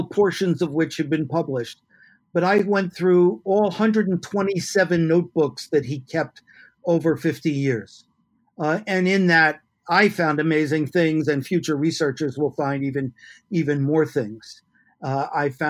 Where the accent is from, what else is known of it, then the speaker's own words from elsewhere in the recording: New York City, New York, United States; moved away as an adult; also born or lived in San Francisco / Muncie, Indiana; now in Oregon, United States; I grew up in New York City